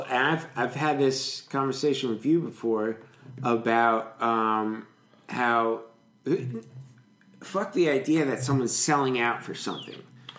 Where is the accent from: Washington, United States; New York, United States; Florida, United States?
New York, United States; Rhinebeck; now in Manhattan, United States; I grew up in Rhinebeck. This is all like upstate New York shit.